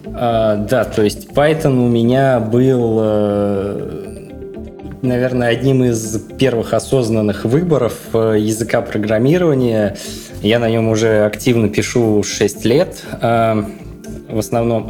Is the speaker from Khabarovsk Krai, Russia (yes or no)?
no; Murom, Vladimir Oblast, Russia; в городе Муром, откуда я родом